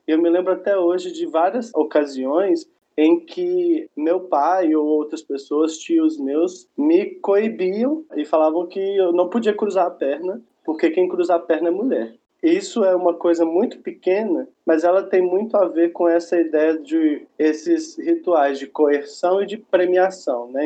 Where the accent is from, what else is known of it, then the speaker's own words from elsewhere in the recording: Belo Horizonte, Minas Gerais, Brazil; eu sou é, de Belo Horizonte, Minas Gerais